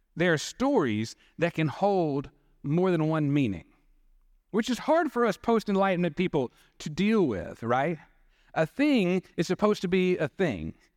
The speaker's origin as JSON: {"language": "English", "town": "Dothan", "region": "Alabama", "country": "United States", "tie": "born or raised there", "said": "Growing up in Dothan, Panama City was our closest beach to go"}